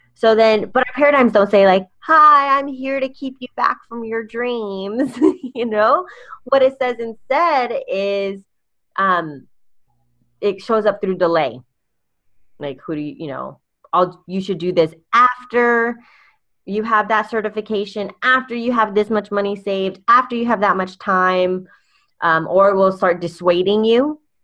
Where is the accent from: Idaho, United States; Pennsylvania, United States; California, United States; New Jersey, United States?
California, United States; I'm from California